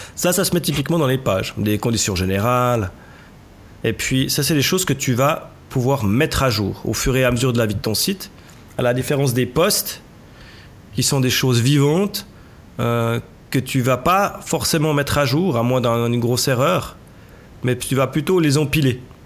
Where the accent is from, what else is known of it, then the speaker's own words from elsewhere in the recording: Switzerland; chez nous en Suisse